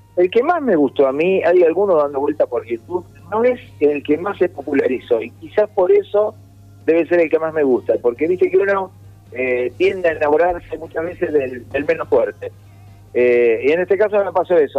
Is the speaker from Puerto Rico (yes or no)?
no; Mar del Plata, Buenos Aires Province, Argentina; moved away as an adult; now in Buenos Aires, Argentina; me volví a Mar del Plata